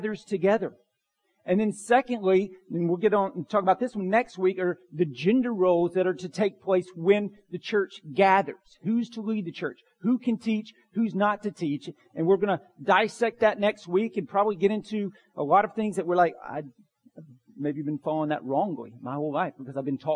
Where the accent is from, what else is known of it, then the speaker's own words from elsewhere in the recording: Bartow County, Georgia, United States; Growing up in Bartow County